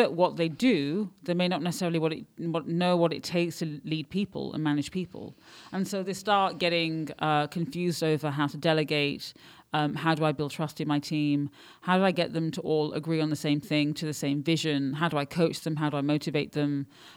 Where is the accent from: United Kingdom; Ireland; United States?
United Kingdom; moved away as an adult; also born or lived in London / Paris; now in Barcelona, Spain; I'm British. My parents are Pakistani, but I'm British